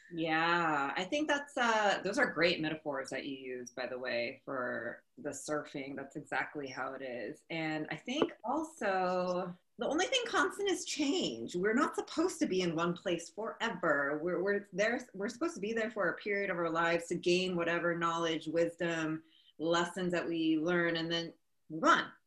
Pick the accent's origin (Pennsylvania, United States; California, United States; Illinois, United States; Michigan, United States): California, United States; Huntington Beach; also born or lived in New York; now in Los Angeles, United States; I didn't grow up here. I grew up in Huntington Beach